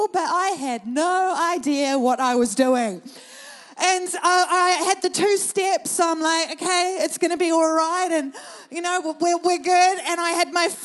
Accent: Thames, Waikato, New Zealand; moved away as an adult; also born or lived in Auckland; I grew up in New Zealand in a small country town called Thames, actually 20 minutes outside of Thames

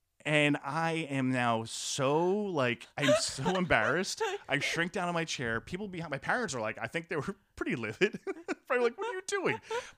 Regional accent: New York, United States; I grew up in Westchester County, so I was sort of doing the commuting.

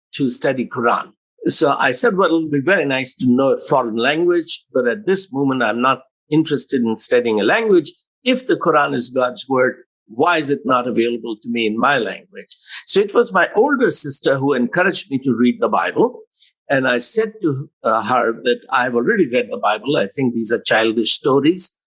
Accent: Allahabad, Uttar Pradesh, India; first language Hindi; English is a second language; I am an Indian young man.

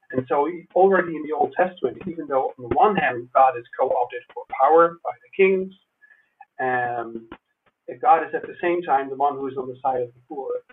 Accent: Netherlands; moved away as an adult; also born or lived in United States; I grew up in the Netherlands as an American evangelical

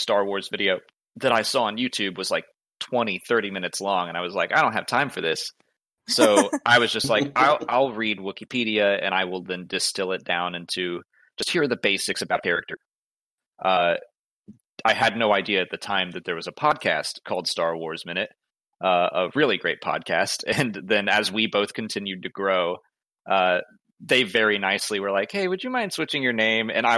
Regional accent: Atlanta, Georgia, United States; I'm from Atlanta

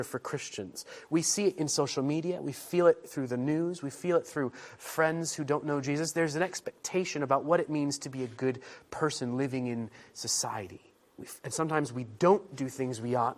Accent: United States; moved away as an adult; now in England; I have some English heritage and a little bit of culture, but mostly I'm American and French and other stuff

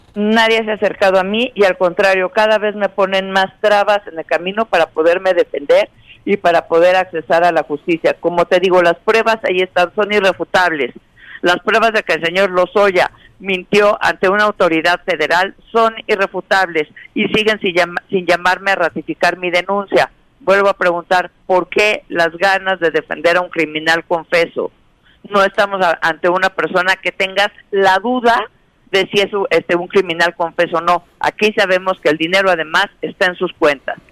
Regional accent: Mexico; como mexicanos

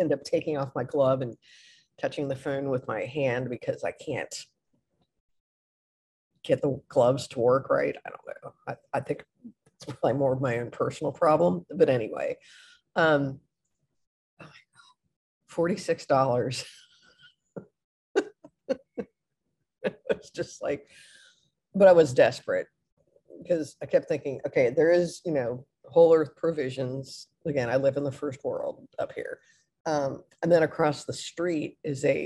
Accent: Midwest, United States; moved away as an adult; also born or lived in Gainesville, Florida; I'm from the Midwest

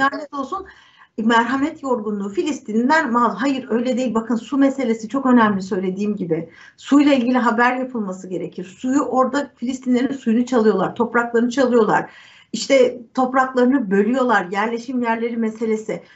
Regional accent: Turkey

